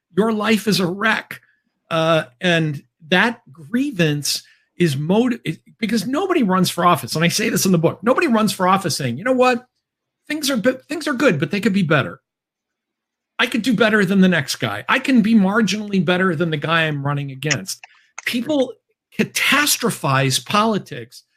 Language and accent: English; Chicopee, Massachusetts, United States; my hometown was once upon a time the world headquarters of Spalding